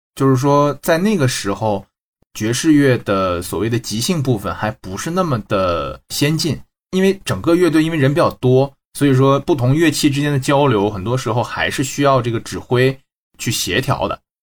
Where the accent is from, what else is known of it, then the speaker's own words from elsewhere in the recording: Shenyang, Liaoning, China; also born or lived in France; now in Shanghai, China; 沈阳老乡儿